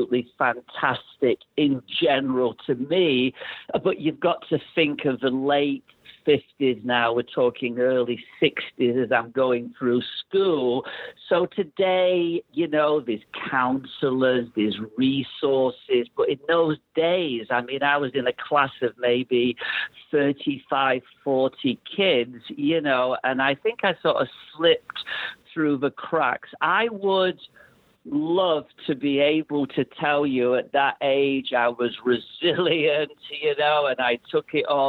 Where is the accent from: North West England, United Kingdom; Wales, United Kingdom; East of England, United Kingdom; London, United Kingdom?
North West England, United Kingdom; Manchester; now in Toronto, Canada; I grew up in Manchester